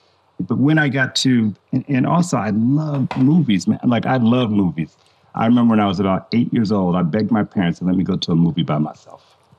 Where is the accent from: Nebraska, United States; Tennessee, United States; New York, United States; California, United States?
Nebraska, United States; also born or lived in Germany; my dad being in the military. I grew up in Germany. I grew up in Nebraska. I just traveled a lot and just got to experience a lot.